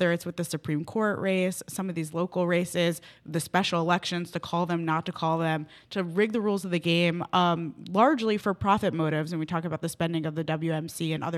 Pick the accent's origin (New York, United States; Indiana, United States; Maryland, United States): New York, United States; now in Wisconsin, United States; I'm not originally from Wisconsin. I'm originally from New York